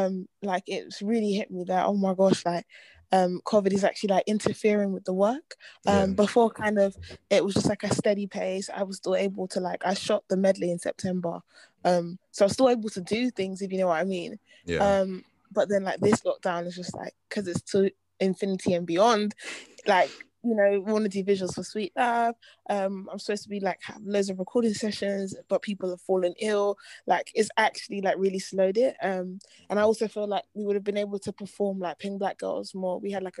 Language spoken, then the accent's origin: English; Nigeria; Yeah, I'm Nigerian. Yeah.